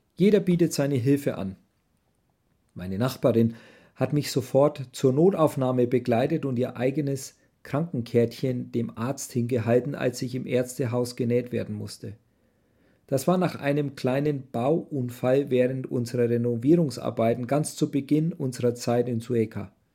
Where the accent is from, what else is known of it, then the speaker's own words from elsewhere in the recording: Germany; moved away; wir als Deutsche